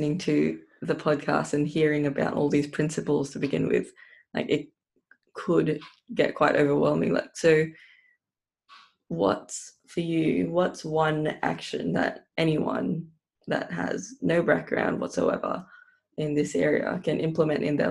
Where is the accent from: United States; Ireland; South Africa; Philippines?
Philippines; bringing me back to times of growing up in the Philippines